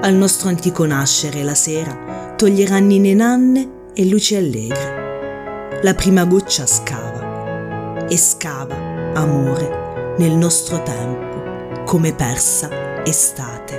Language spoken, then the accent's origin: Italian; Lanciano, Abruzzo, Italy; Io sono nata a Lanciano, sono tornata a vivere a Lanciano dove risiedo attualmente